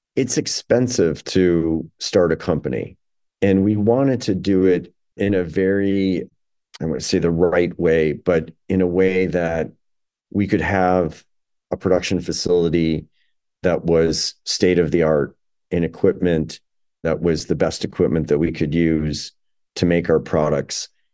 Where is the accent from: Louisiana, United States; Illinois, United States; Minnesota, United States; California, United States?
Illinois, United States; Chicago; also born or lived in New York; Illinois is my, my hometown, Chicago is my hometown